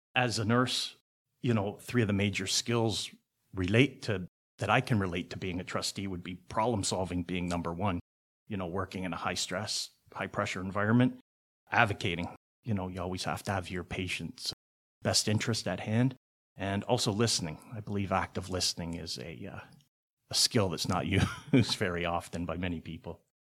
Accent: Hamilton, Ontario, Canada; I was born here in Hamilton, graduated from Sherwood Secondary. I went to Hope Ark and Sherwood, but graduated from Sherwood. Lived in Hamilton all my life.

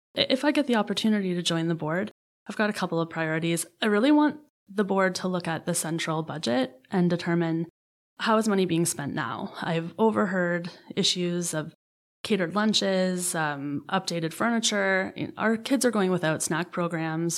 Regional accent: Hamilton, Ontario, Canada; also born or lived in Ottawa; I grew up in the Hamilton Niagara region

